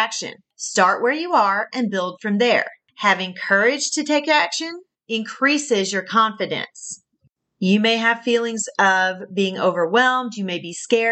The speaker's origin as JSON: {"language": "English", "region": "the South", "country": "United States", "accent": "southern", "said": "my southern accent is coming through strong"}